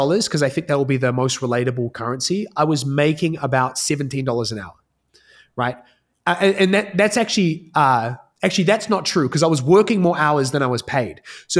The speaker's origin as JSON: {"language": "English", "country": "New Zealand", "tie": "born or raised there", "accent": "hybrid", "said": "I think I've got a pretty hybrid accent at this point, having lived kind of all over the world. But I'm from New Zealand. So grew up in a single parent household."}